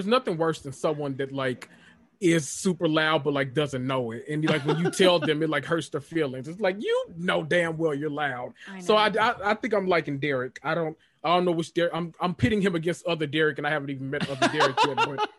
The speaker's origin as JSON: {"language": "English", "region": "Tennessee", "country": "United States", "tie": "born or raised there", "said": "He's from Tennessee, my home state."}